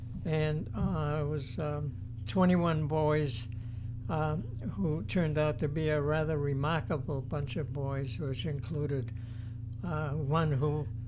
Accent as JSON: {"language": "English", "town": "Boston", "region": "Massachusetts", "country": "United States", "tie": "born or raised there", "said": "I was born in Boston, the Dorchester section. I grew up in that area, and when I was in my late teens, the family moved to Brighton district in Boston."}